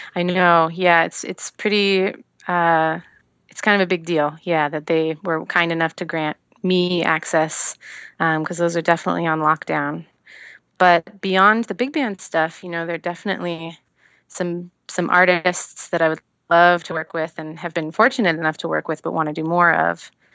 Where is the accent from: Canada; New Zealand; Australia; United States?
United States; Seattle, Washington; moved away as an adult; now in Los Angeles, United States; I grew up in Seattle, and that's on the West Coast